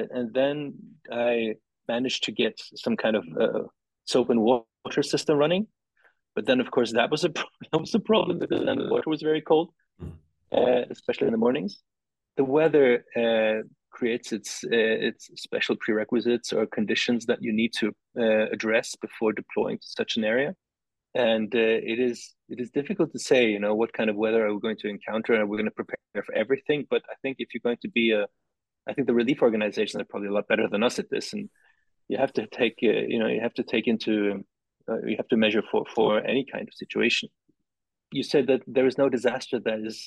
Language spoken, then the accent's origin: English; Tokyo, Japan; I grew up in Tokyo.